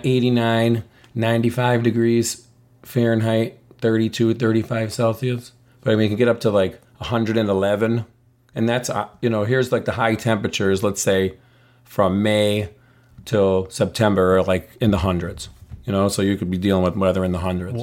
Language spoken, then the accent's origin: English; United States; I'm an American person living in the United States. I speak English, but my ancestry is Italian and Polish